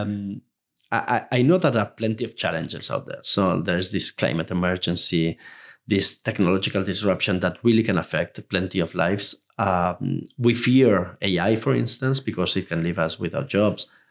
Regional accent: Spain; Spain, even though it's my home country

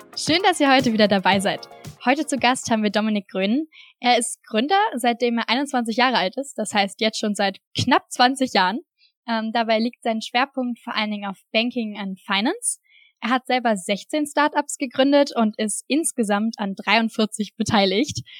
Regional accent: near Straelen, North Rhine-Westphalia, Germany; also born or lived in Düsseldorf; in einem 5000 Einwohnerdorf im, am Niederrhein gelebt und bin da halt aufgewachsen.

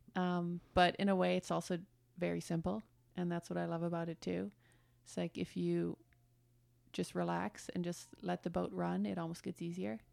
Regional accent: Germany; moved away as an adult; also born or lived in Detroit, Michigan, United States; now in United States; born in Detroit, but then I grew up in Germany. My parents moved there when I was one, so I spent my whole childhood in Germany

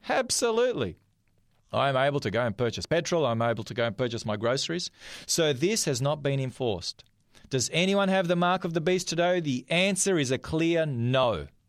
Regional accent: North Macedonia; now in Australia; from the part of the world that I am, I'm from Macedonia

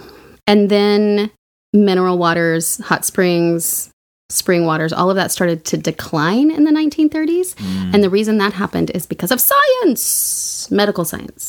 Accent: Oklahoma, United States; I'm from Oklahoma

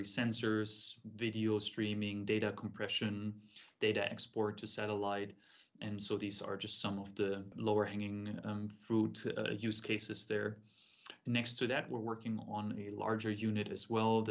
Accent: Munich, Bavaria, Germany; moved away; I grew up in Munich in Germany

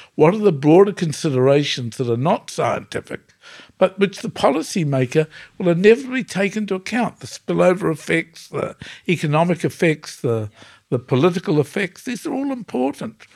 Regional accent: New Zealand; I come from New Zealand where the indigenous people are the Maori people.

